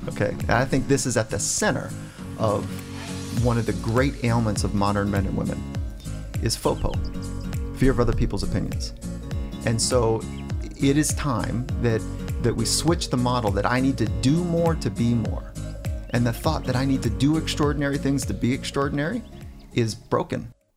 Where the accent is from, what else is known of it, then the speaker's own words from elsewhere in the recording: Warrenton, Virginia, United States; I was born in Virginia, grew up on a farm